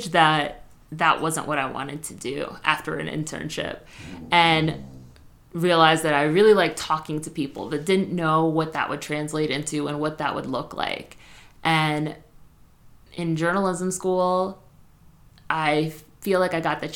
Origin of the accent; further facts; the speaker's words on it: Spring Valley, New York, United States; I grew up in Spring Valley, New York